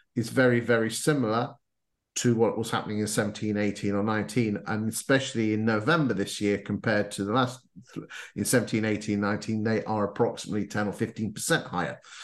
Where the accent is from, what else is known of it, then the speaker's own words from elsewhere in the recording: Lincolnshire, East Midlands, United Kingdom; I come from Lincolnshire, so we don't use posh words